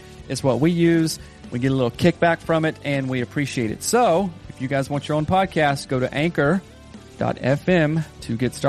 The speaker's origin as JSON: {"language": "English", "region": "the South", "country": "United States", "tie": "born or raised there", "said": "Of course, I was raised in the South."}